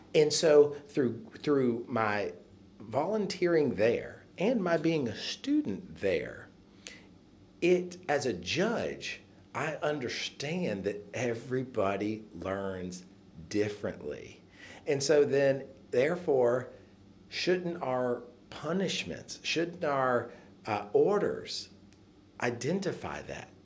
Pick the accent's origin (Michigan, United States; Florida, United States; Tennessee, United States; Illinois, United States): Tennessee, United States; Nashville; I am from Nashville